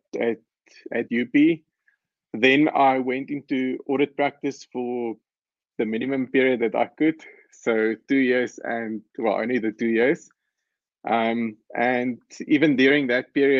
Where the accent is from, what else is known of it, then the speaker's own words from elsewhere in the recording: Pretoria, Gauteng, South Africa; So I grew up in Pretoria. I went to school in Pretoria